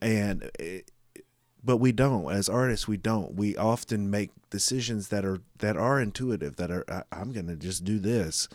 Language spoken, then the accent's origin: English; Goldsboro, North Carolina, United States; I grew up in Goldsboro